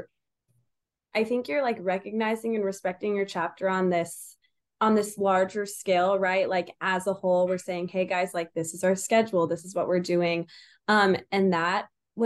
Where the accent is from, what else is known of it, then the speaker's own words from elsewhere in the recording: Southlake, Texas, United States; I'm from Southlake